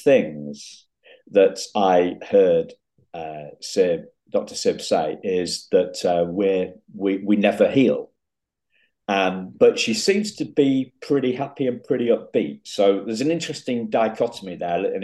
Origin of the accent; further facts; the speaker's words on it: England, United Kingdom; I'm an English gentleman